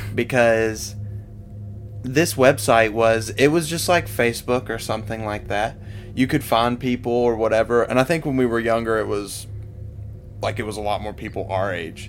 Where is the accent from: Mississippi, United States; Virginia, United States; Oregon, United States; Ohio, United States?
Virginia, United States; I was from Giles. And mind you, I'm like 16.